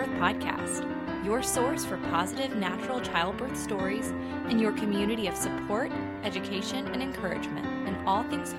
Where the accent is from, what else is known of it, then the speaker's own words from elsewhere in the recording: Greenville, South Carolina, United States; we're hosting two trainings in my hometown, Greenville, South Carolina